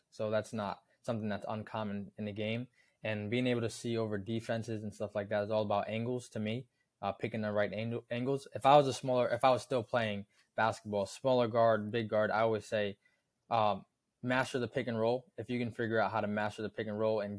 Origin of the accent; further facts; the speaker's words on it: Kingston, New York, United States; I moved from New York City to Kingston, New York